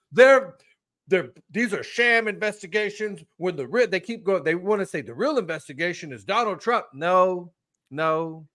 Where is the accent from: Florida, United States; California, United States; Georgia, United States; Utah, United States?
California, United States; moved away; I grew up in California